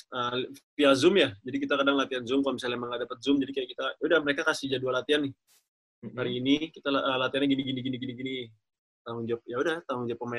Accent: Jakarta, Indonesia; also born or lived in Bandung; dari kecil sebenarnya besar udah di Jakarta. Cuma lahirnya itu di Bandung.

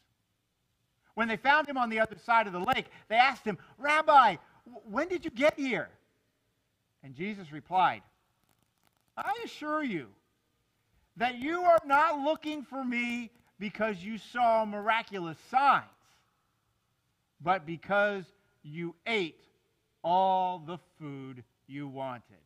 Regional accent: South Florida, United States; I grew up down here in South Florida

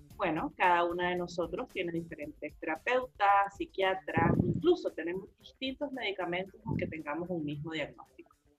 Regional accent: Nicaragua; como nicaragüense

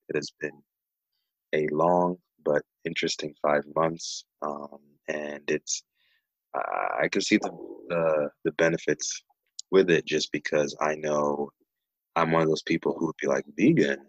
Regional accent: Nairobi, Kenya; now in Berrien Springs, United States; I was born and raised in Nairobi, Kenya, and uh, moved to the states back in 2001

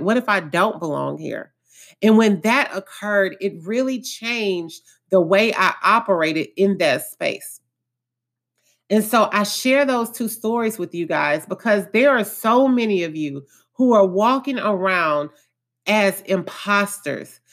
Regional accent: Houston, Texas, United States; I was born and raised in Acres Home, which is one of the more lower income areas of Houston, Texas.

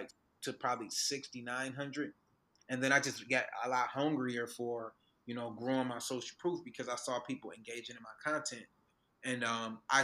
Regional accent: Detroit, Michigan, United States; moved away as an adult; now in Atlanta, United States; I'm from Detroit. So I moved back to Detroit

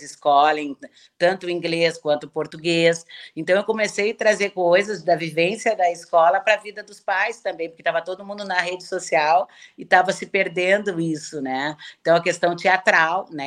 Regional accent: Porto Alegre, Rio Grande do Sul, Brazil; eu sou gaúcha, sempre morei em Porto Alegre

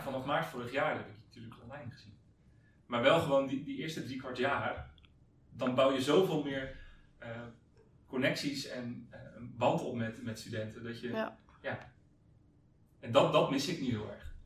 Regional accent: Hendrik-Ido-Ambacht, South Holland, Netherlands; moved away as an adult; also born or lived in Zwijndrecht; now in Amsterdam, Netherlands; ik kom oorspronkelijk uit Hendrik Ambacht

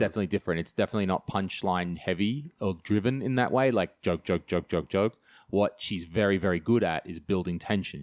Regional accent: country New South Wales, Australia; moved away; I grew up in Australia. Yeah, home and away style. I'm not joking about that. Terrible home and away is where I grew up. And, uh, I love, yeah, country, New South Wales

